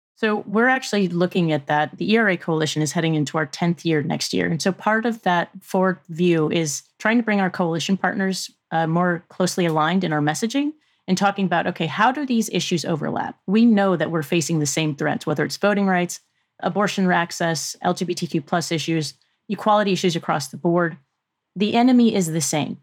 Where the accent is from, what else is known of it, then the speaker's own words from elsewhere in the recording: Virginia, United States; Virginia, my home state